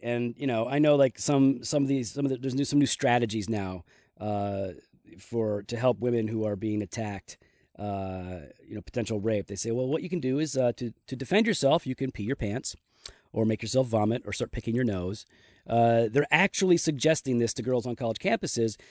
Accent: United States; as an American.

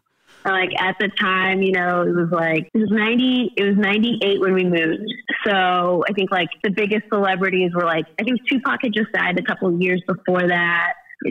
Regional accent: Ontario, Canada; also born or lived in Kenya / Vancouver / Charleston; I got to America via Canada. So I actually grew up in, well, part-time in Ontario, like a small town outside of Toronto. And then I moved to Vancouver when I was 5.

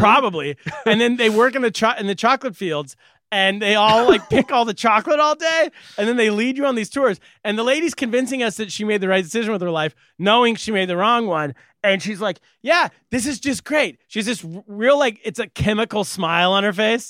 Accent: California, United States; I'm a Californian. I'm from California

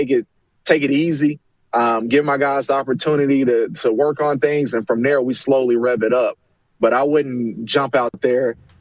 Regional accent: Charlotte, North Carolina, United States; I'm from Charlotte, or from the Carolinas

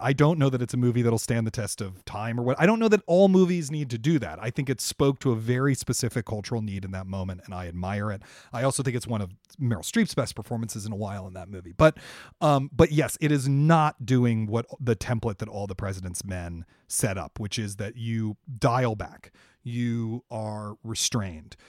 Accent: Washington, District of Columbia, United States; Washington, which is my hometown. I'm from Washington, D C.

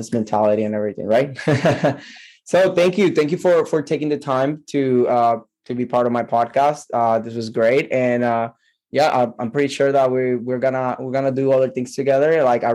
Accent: Puerto Rico; I am from Puerto Rico

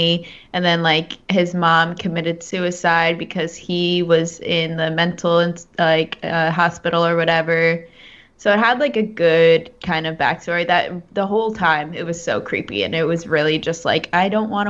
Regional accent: New Jersey, United States; I'm from New Jersey

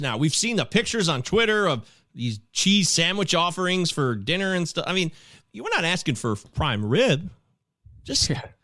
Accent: Michigan, United States; I live in the Great Lakes state. I grew up here in Michigan

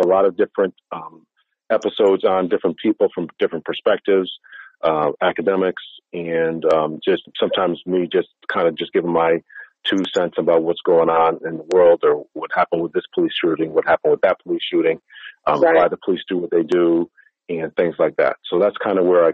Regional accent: Waterbury, Connecticut, United States; also born or lived in Massachusetts; raised in the city of Connecticut, well, in the state of Connecticut, in the city of Waterbury

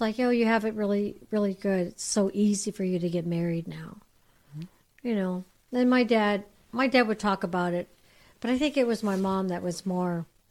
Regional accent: Bay Area, California, United States; I come from the Bay Area, so it's a it's a melting pot up yeah. there.

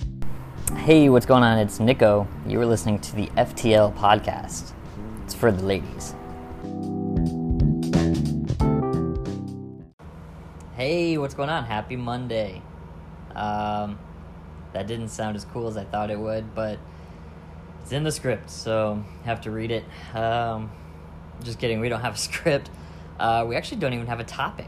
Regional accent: Lower Michigan, United States; also born or lived in Land O'Lakes, Florida; now in St. Petersburg, United States; I grew up in Lower Michigan

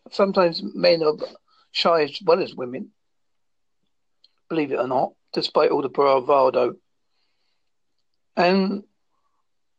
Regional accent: Essex / Devon, England, United Kingdom; accent: Essex cum Devon; Got an Essex cum Devon accent

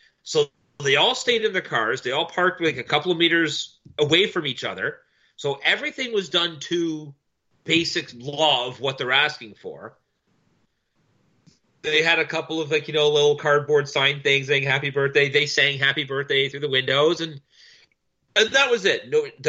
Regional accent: Canada; as a Canadian, as you might have known if you've been paying any bit of attention to any bit of the news, Quebec has the most strict rules in play in all of Canada right now

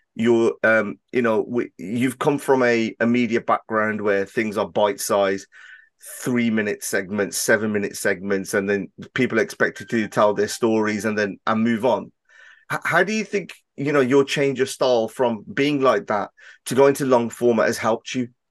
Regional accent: Birmingham, West Midlands, United Kingdom; my accent and, and the area that I'm from in Birmingham, we do have a certain, um, way of, uh, speaking

